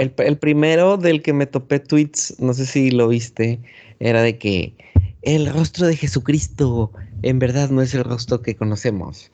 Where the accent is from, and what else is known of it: Mexico